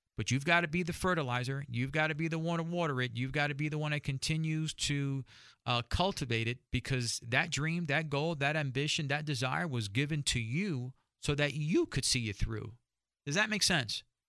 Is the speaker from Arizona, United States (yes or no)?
no; New York, United States; I'm from New York